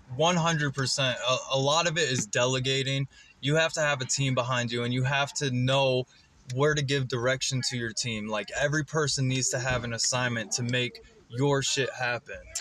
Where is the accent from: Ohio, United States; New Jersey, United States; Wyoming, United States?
Ohio, United States; West Salem; I'm from West Salem, Ohio.